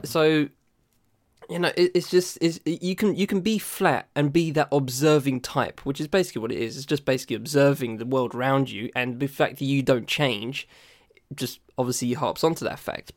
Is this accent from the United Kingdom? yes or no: yes; United Kingdom; I'm British